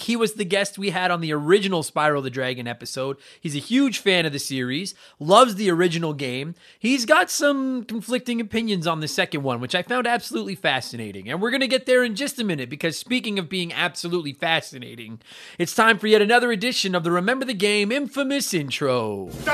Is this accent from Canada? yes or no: yes; Canada; also born or lived in Edmonton, Alberta; I am also from Canada. I live here in Edmonton, Alberta